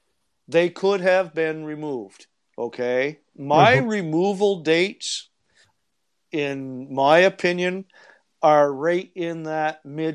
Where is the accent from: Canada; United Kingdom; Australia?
Canada; East Coast; I think it's good for Canada. I'm a Canadian.